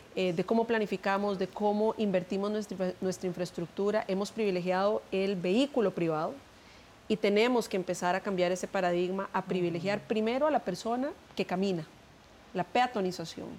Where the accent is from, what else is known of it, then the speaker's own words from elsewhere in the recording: Costa Rica; nosotros como equipo, como costarricenses